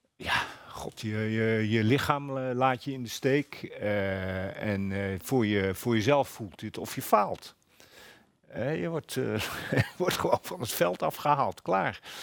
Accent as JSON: {"language": "Dutch", "region": "eastern Flevoland", "country": "Netherlands", "tie": "born or raised there", "said": "Ik groeide op in de Oost, oostelijk Flevoland"}